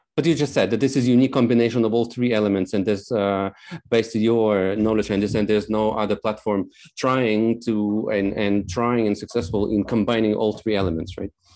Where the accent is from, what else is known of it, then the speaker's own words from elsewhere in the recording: Moldova; also born or lived in Novosibirsk, Russia; now in Poland; I come from Moldova. We spent several years in Nova Sibirsk